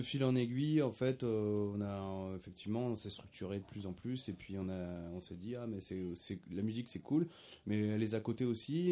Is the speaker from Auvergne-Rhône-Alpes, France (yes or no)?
yes; Auvergne-Rhône-Alpes, France; nous on est auvergnat on n'est pas né en Jamaïque